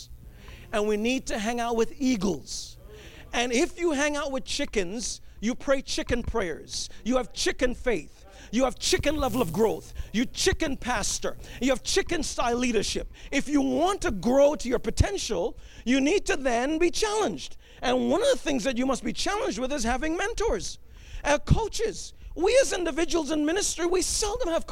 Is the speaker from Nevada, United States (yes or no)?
no; New York City, New York, United States; I grew up in New York City